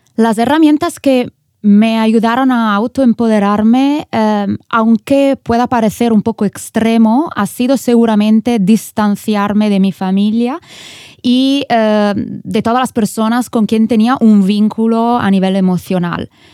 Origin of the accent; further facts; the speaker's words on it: Italian Switzerland, Ticino, Switzerland; moved away as an adult; also born or lived in San Francisco, California; Cuando me moví desde Suiza, donde yo nací y me crié, a California, en San Francisco, pues yo crecí en, un, en una pequeña ciudad de la Suiza italiana